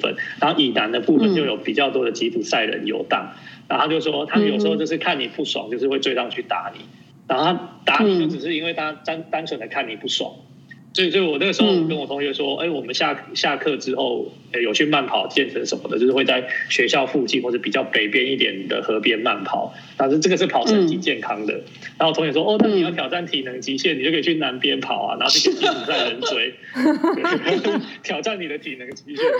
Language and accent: Chinese; Taiwan; also born or lived in Hungary; 台湾来的